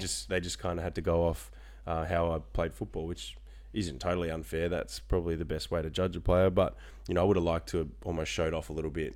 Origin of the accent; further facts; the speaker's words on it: Frankston, Victoria, Australia; moved away as an adult; now in Orlando, United States; I grew up in Frankston, so I'm a local.